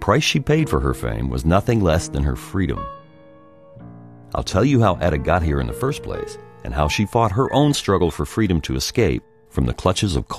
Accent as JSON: {"language": "English", "town": "Birmingham", "region": "Alabama", "country": "United States", "tie": "born or raised there", "moved": "as an adult", "lives_now": "Berlin, Germany", "said": "I was born in Birmingham, Alabama, and I'd been singing in my dad's little country church since I can remember"}